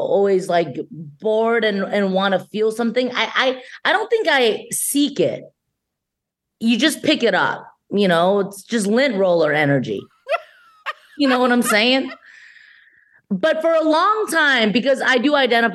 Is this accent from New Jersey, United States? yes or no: no; San Gabriel Valley, Los Angeles County, California, United States; also born or lived in Shanghai, China; I grew up in San Gabriel Valley, which isn't far from, you know, LA proper, still LA right. County.